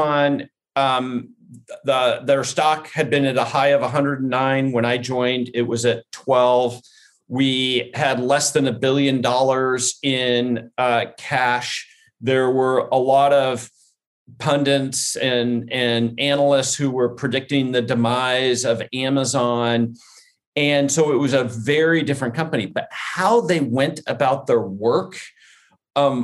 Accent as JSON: {"language": "English", "town": "Portland", "region": "Oregon", "country": "United States", "tie": "born or raised there", "also_born_or_lived": "Corvallis, Oregon", "moved": "as an adult", "lives_now": "Seattle, United States", "said": "I grew up in Portland, Oregon"}